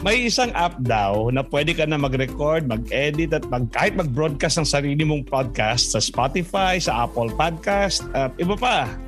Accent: Philippines; ako ay Pilipino

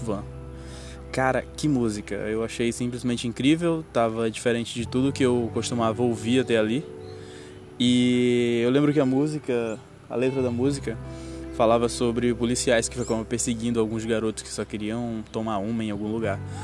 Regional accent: Brazil; eu sou BR e não sou americano

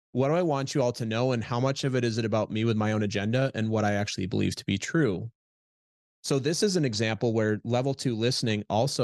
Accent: Midwest, United States; The context I grew up with in Midwest, just the way I grew up, is we're humble.

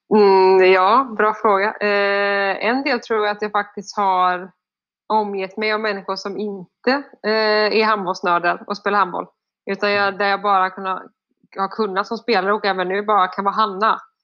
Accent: Sweden; also born or lived in France; hemma i Sverige

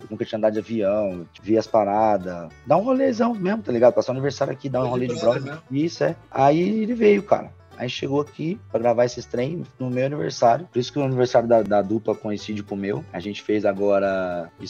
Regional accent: São Paulo, Brazil; moved away as an adult; Imagina, eu com 20 anos, tipo assim, meu Deus, saí de São Paulo, de Campo

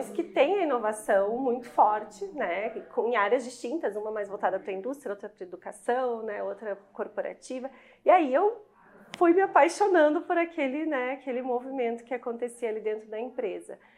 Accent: Curitiba, Paraná, Brazil; moved away as an adult; also born or lived in Rio Grande do Sul; now in Caxias do Sul, Brazil; Eu sou curitibana

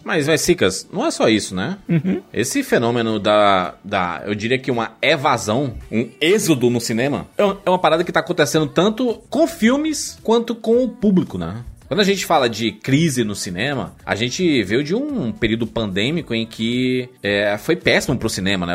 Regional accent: Salvador, Bahia, Brazil; now in Alagoinhas, Brazil; sou de Salvador e estou morando em Alagoinhas, Bahia

